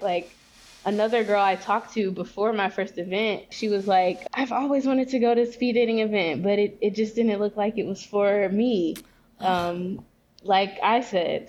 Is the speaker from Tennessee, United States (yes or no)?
yes; Memphis, Tennessee, United States; moved away; also born or lived in Arkansas; I'm from the South. Like I grew up in Memphis, Tennessee, and Arkansas